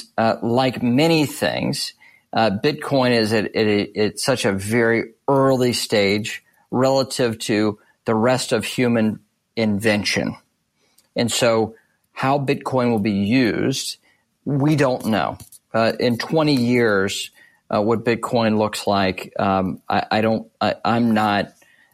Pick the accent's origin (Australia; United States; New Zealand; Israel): United States; as an American